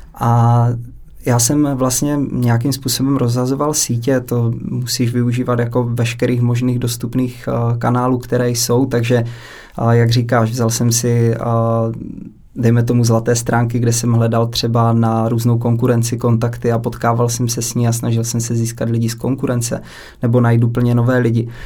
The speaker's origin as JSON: {"language": "Czech", "town": "Hranice", "region": "Olomouc Region", "country": "Czechia", "said": "kousíček od města hranice, odkud pocházím"}